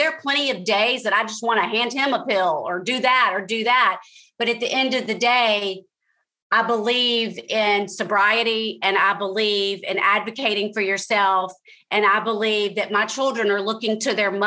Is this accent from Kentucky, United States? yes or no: no; Jackson, Mississippi, United States; moved away as an adult; also born or lived in Washington, D.C. / New York / Los Angeles / Atlanta; now in Wilmington, United States; I went to Mississippi, my hometown of Jackson